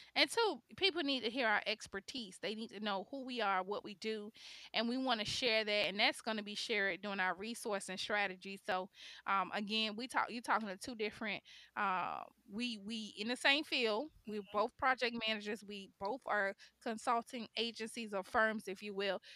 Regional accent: Miami, Florida, United States; also born or lived in Chicago, Illinois; I was born in Chicago, raised in Miami

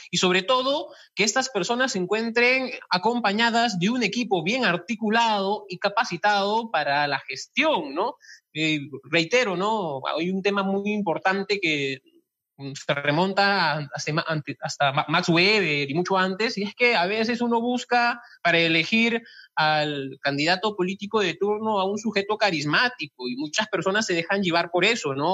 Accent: Cachiche, Ica, Peru; yo soy de Cachiche

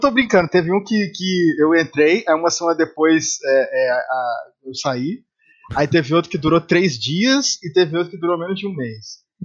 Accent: Rio de Janeiro, Brazil; born there; also born or lived in Salvador / São Paulo / Espírito Santo / Campinas; eu sou é, eu sou original, eu nasci no Rio de Janeiro, mas eu morei em vários

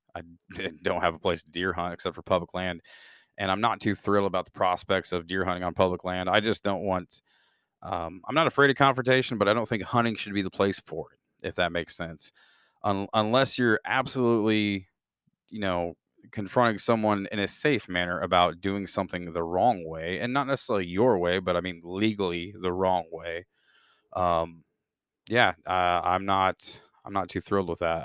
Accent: Midwest, United States; born and raised in the Midwest

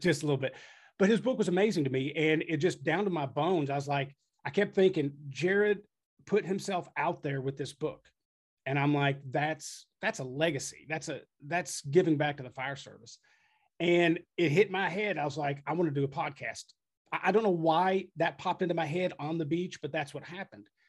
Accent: Frankfort, Kentucky, United States; moved away as an adult; also born or lived in Texas / Lexington, Kentucky; now in New Albany, United States; I was from Frankfort, which is like thirty minutes away.

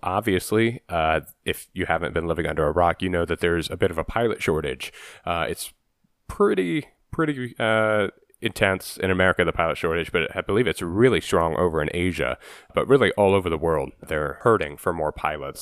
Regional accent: Ohio, United States; I'm from Ohio, and my parents would take me to, uh, Wright Patterson Air Force Base in Dayton

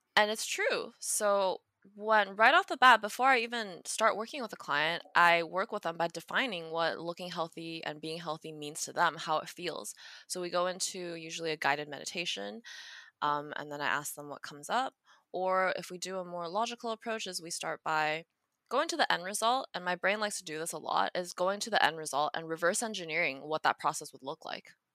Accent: Taiwan; moved away; Me growing up in Taiwan as a kid

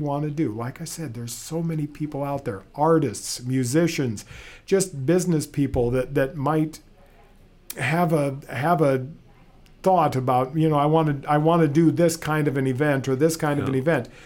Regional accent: Fairbank, Iowa, United States; I was born and raised in Fairbank, just north of here.

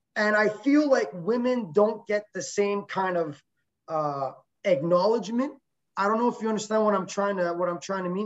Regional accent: Quebec, Canada; She is a uh, Quebec native, so am

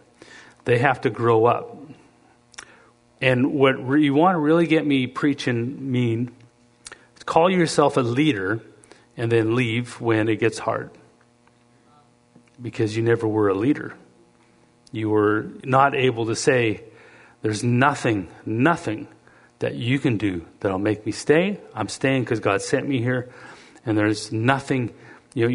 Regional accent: Canada; moved away as an adult; also born or lived in Lethbridge, Alberta / Cleveland, Tennessee / Tulsa; I'm being from Canada

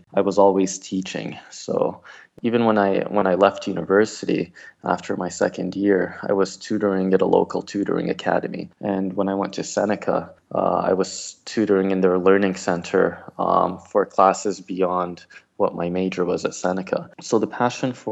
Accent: Toronto, Ontario, Canada; also born or lived in Moscow, Russia / Morocco / UAE / Iraq; we settled in Canada when I was 5 years old. And growing up in Toronto

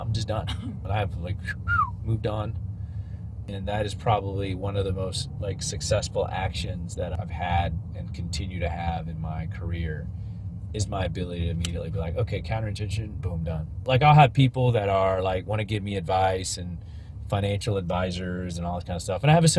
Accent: Leicester, East Midlands, United Kingdom; accent: British; Okay, yeah, I have a British accent. I'm from Leicester, England, and we say tomatoes, not tomatoes.

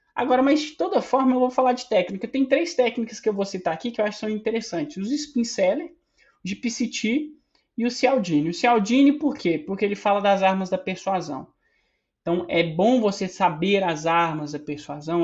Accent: Minas Gerais, Brazil; Sou mineiro

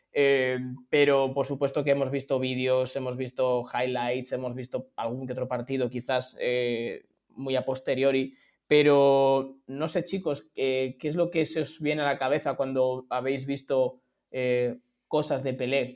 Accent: Spain; los que somos de España

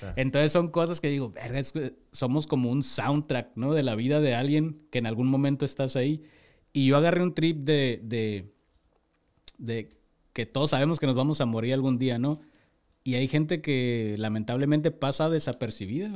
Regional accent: Tijuana, Baja California, Mexico; also born or lived in Durango; Yo llegué aquí al año y medio, me trajeron mis papás yo soy de Durango, nací en Durango, pero toda mi vida he estado aquí, entonces yo soy de Tijuana.

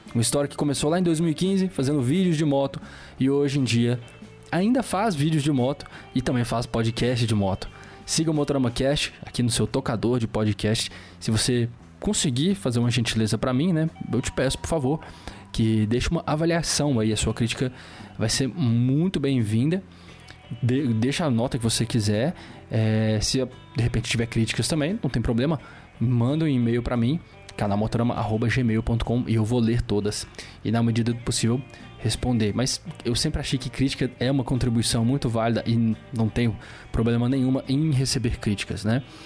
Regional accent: Belo Horizonte, Minas Gerais, Brazil; perto de Belo Horizonte, minha cidade natal.

